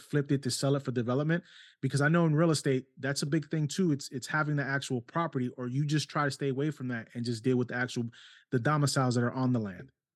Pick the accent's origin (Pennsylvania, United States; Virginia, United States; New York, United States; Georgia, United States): New York, United States; New York City; also born or lived in Ohio; now in South Carolina, United States; born and raised in New York City, lived in Ohio for twenty years too, and then we moved down here five years ago.